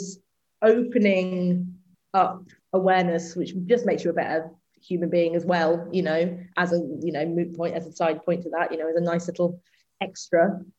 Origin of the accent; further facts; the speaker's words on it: the Midlands, England, United Kingdom; I'm from the Midlands